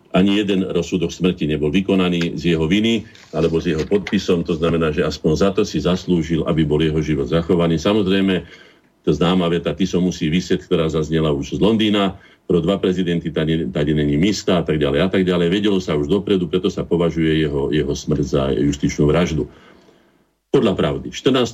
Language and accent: Slovak; Slovakia; sme Slováci, ale sme, sme aj štátnymi občanmi Slovenskej republiky